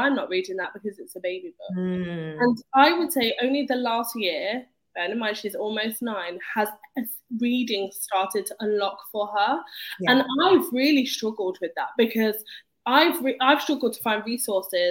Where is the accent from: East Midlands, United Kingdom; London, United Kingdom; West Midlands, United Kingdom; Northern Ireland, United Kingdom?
East Midlands, United Kingdom; Leicester; I was brought up in Leicester